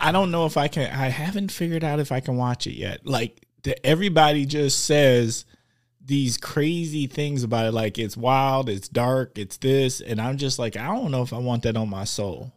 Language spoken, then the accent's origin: English; Milwaukee, Wisconsin, United States; I'm from Milwaukee